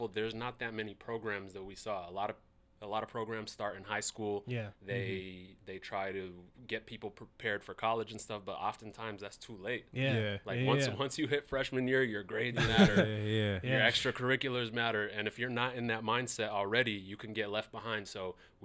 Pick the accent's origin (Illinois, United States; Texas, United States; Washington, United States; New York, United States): Washington, United States; Seattle; growing up in Seattle, I went to Mercer Middle School. I went to Franklin. I grew up in all parts of the South End, Holly Park, Rainier Vista, that's where I grew up